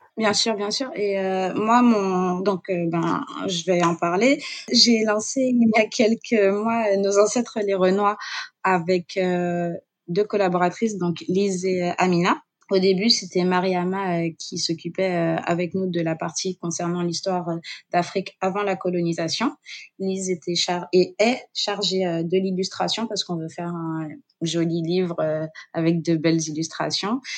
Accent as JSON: {"language": "French", "country": "Guadeloupe", "tie": "born or raised there", "said": "j'ai grandi euh, en Guadeloupe"}